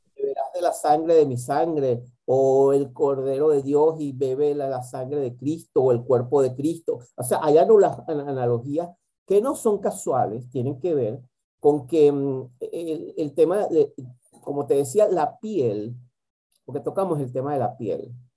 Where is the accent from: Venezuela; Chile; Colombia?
Venezuela; moved away; mi país de origen, que es Venezuela